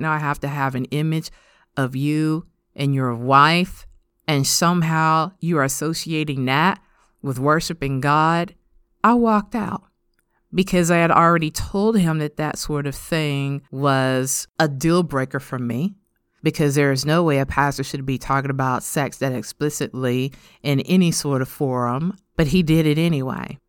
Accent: United States; us as American modern Christian women

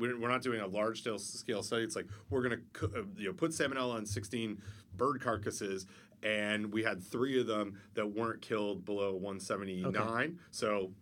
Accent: Canada; I'm from Canada

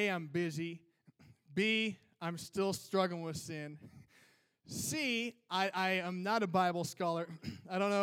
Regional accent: Minnesota, United States; I'm from Minnesota

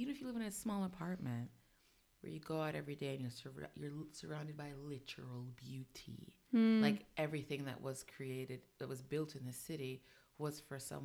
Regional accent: New York City, New York, United States; moved away as an adult; also born or lived in Jamaica; now in Paris, France; I am Jamaican born, Bronx raised, Bronx, New York City, raised American

